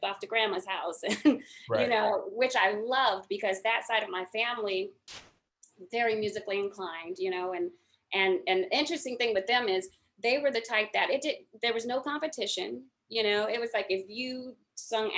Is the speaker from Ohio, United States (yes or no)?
yes; Akron, Ohio, United States; I am from Akron, Ohio.